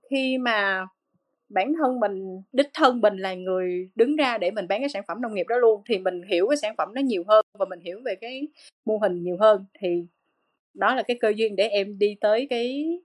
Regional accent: Cần Thơ, Vietnam; Tây Đô là là tên gọi của Cần Thơ ngày xưa thì em là Cần Thơ là em sinh ra và lớn lên Cần Thơ và hiện tại là em vẫn đang làm việc ở Cần Thơ luôn

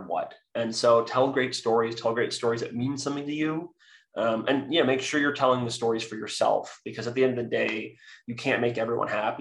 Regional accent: San Francisco, California, United States; I was raised by two women in the San Francisco Bay Area

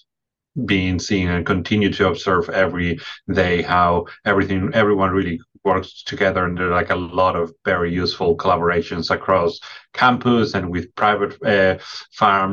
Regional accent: Spain; moved away as an adult; now in Michigan, United States; I'm originally from Spain. I was raised on a dairy farm

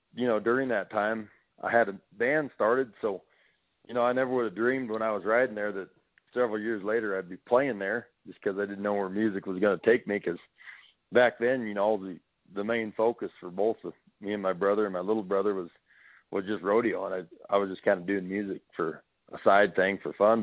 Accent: Wyoming, United States; growing up in Wyoming

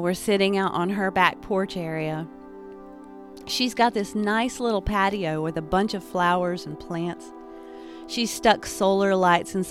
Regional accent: Appalachia, United States; also born or lived in western North Carolina; I'm an Appalachian artist, a spiritualist, and a storyteller.

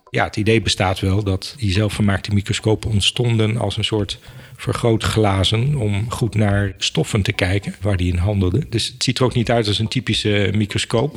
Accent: Apeldoorn, Gelderland, Netherlands; also born or lived in Enschede; In Apeldoorn ben ik opgegroeid. Ik eh, ben geboren in Enschede, dus ik ben een tukker. Maar eh, opgegroeid in Apeldoorn. Vanaf vier jaar heb ik in Apeldoorn gewoond.

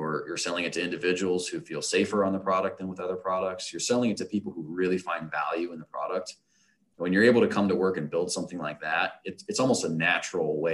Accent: Ohio, United States; also born or lived in Florida; I've been in Ohio or near Ohio for most of my life

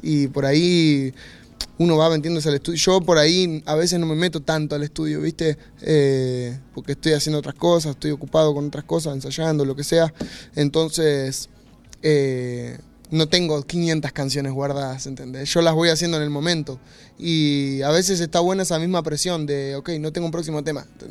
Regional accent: Argentina; me vuelvo para Argentina

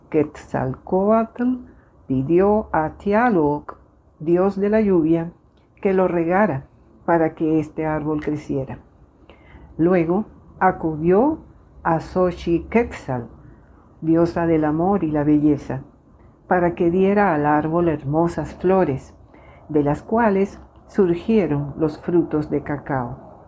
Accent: Venezuela; Soy médico venezolana

